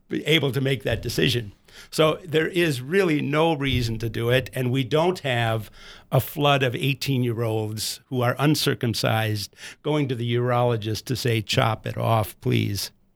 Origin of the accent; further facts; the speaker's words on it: United States; us as American boys.